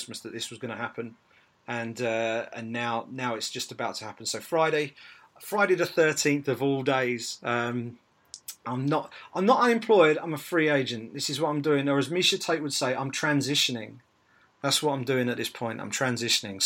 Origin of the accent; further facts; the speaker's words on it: United Kingdom; as a Brit